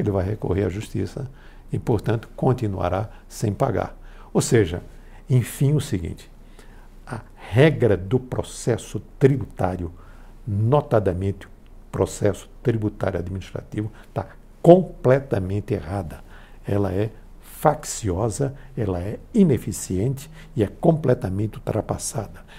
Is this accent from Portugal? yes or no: no; Pernambuco, Brazil; moved away; minha terra de Pernambuco